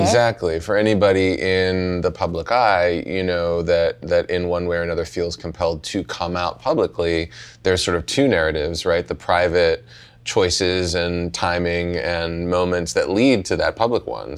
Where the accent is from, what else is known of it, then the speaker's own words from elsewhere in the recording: Pittsburgh, Pennsylvania, United States; I grew up in Pittsburgh